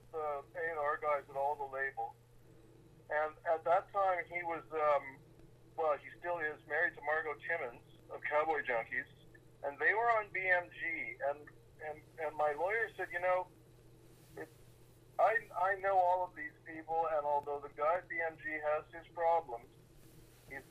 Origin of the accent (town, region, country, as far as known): Canada